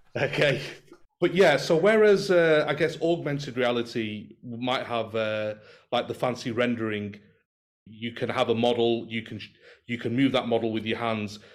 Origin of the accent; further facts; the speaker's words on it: Manchester, North West England, United Kingdom; moved away as an adult; now in Doha, Qatar; I'm from Manchester and currently residing and working in Doha in Qatar.